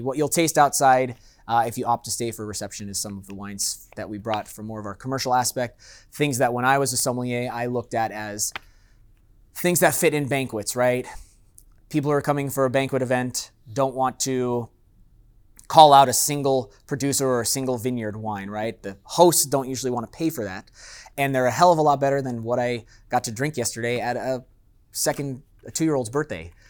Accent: San Diego, California, United States; moved away as an adult; now in Las Vegas, United States; I grew up in San Diego in Miramesa

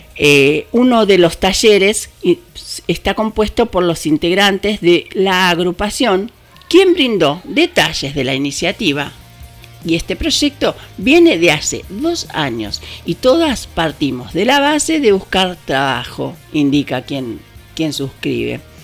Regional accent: Argentina; ¿Qué nos está pasando como argentinos?

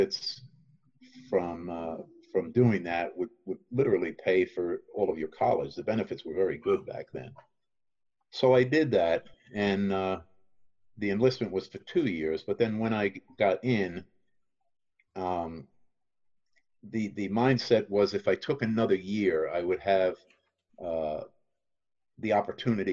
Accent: Teaneck, New Jersey, United States; I grew up in Teaneck, New Jersey

